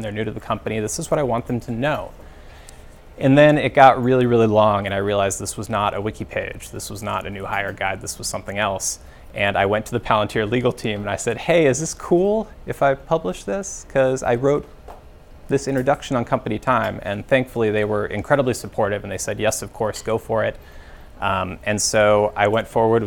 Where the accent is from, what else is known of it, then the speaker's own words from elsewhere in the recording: Alaska, United States; moved away as an adult; I grew up in Alaska. That's where I lived from about ages 0 through 22.